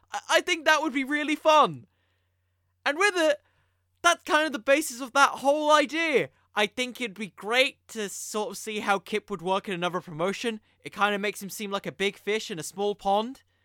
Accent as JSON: {"language": "English", "country": "United Kingdom", "said": "I'm British"}